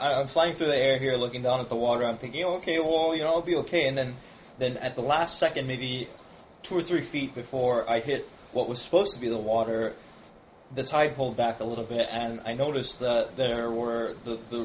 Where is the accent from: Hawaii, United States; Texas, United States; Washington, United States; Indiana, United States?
Hawaii, United States; Honolulu; the south shore of Honolulu on the island of Oahu, which is where both Ken and I are from